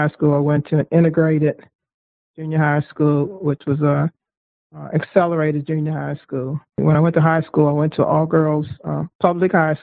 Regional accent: Baltimore, Maryland, United States; I was born in Baltimore, Maryland, in a section of Baltimore called Sandtown

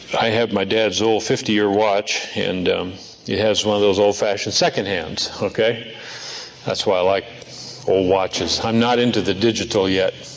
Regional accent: Seattle, Washington, United States; moved away; also born or lived in Norway; Seattle, my old home area.

